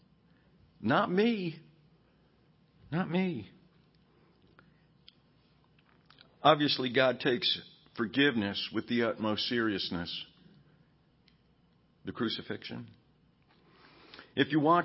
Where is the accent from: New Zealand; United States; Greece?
United States; As an American